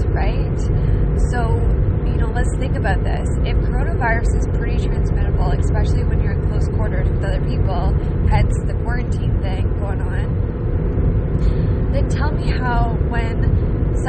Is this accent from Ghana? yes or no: no; Canada; I didn't earn being a Canadian